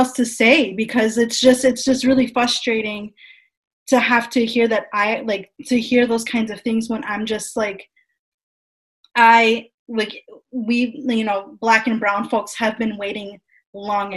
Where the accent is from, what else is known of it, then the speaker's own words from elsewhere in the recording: United States; someone who was born and raised in the United States